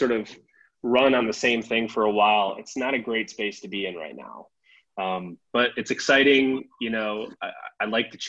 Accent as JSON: {"language": "English", "town": "Sioux Falls", "region": "South Dakota", "country": "United States", "tie": "born or raised there", "also_born_or_lived": "Twin Cities, Minnesota", "said": "I grew up in Sioux Falls, South Dakota"}